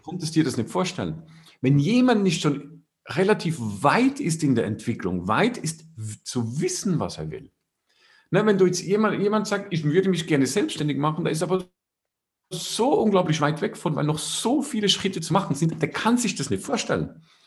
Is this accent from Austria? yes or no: no; Switzerland; Bei uns in der Schweiz